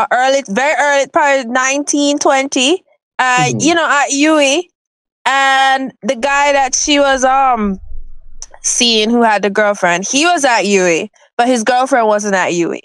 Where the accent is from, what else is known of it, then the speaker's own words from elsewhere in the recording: Jamaica; my experience growing up as a girl and now being a Jamaican woman